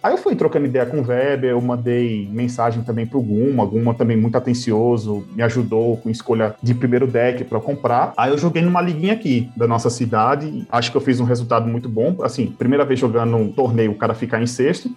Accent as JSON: {"language": "Portuguese", "region": "São Paulo", "country": "Brazil", "tie": "born or raised there", "also_born_or_lived": "Paraíba", "moved": "as an adult", "said": "eu sou nascido e criado em São Paulo, capital"}